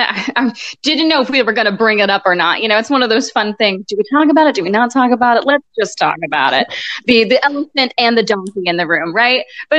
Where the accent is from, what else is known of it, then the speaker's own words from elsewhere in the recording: Hartford, Connecticut, United States; born there; Okay, well, I was born in Hartford, Connecticut.